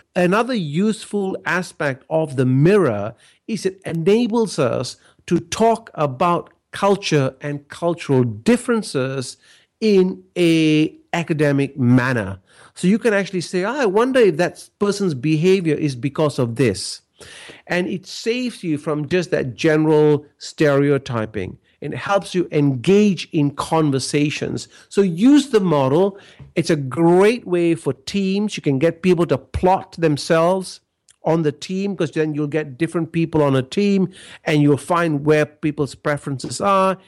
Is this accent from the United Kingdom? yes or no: no; Malaysia; now in Australia; growing up in Malaysia, I came from a very relationship based culture